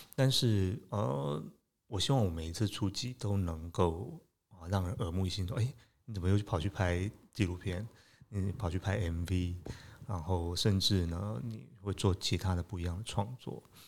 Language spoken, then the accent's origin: Chinese; Taipei, Taiwan; 其实我在台北长大，那，呃，我，我其实从小对自然的